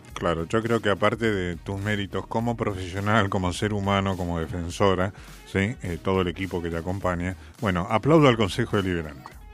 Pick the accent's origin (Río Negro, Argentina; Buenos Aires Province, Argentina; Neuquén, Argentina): Buenos Aires Province, Argentina; Vicente López; gente que somos de Vicente López